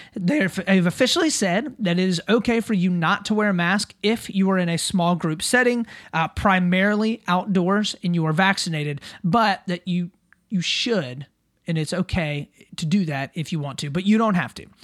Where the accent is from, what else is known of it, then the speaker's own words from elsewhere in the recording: South Carolina, United States; my home state of South Carolina